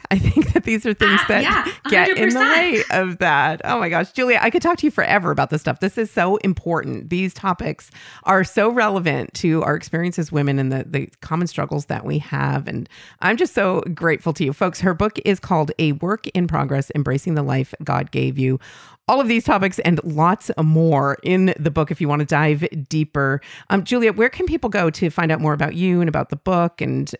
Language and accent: English; Finland; now in United States; I am originally from Finland, but we currently live in Colorado, where my husband is from. I grew up in a non-practicing Lutheran family